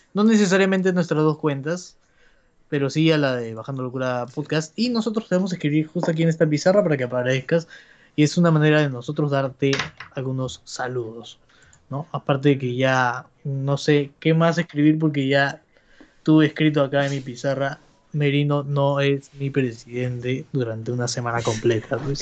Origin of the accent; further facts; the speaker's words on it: Peru; somos peruanos